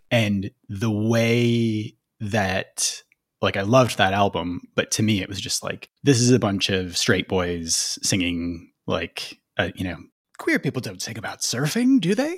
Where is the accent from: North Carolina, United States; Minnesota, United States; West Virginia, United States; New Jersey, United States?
Minnesota, United States; Minneapolis–Saint Paul; I grew up in the Twin Cities